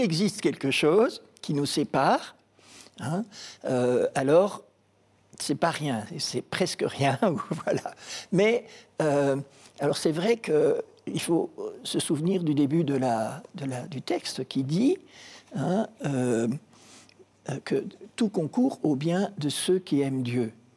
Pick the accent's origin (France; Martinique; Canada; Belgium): Belgium; Brussels, Brussels-Capital Region; also born or lived in Kinshasa, DR Congo; Je suis rentré très vite quand j'avais 20 mois à Bruxelles euh, avec mes parents. Et donc j'ai étudié à Bruxelles